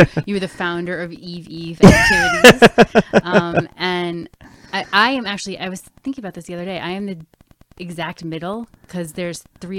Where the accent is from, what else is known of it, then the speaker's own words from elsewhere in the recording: Westborough, Massachusetts, United States; also born or lived in Northborough, Massachusetts / Canada; I grew up in Westboro, Mass, and live part-time in Westboro and part-time in Canada.